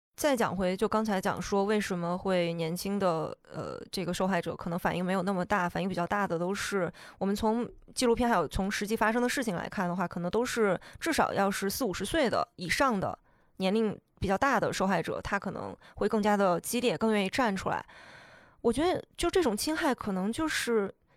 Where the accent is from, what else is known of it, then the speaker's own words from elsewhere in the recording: China; 我们作为中国人